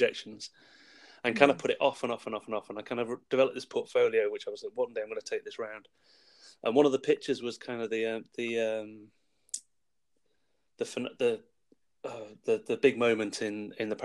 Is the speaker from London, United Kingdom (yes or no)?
no; Wales, United Kingdom; moved away; I grew up in Wales, and we were moving back to Wales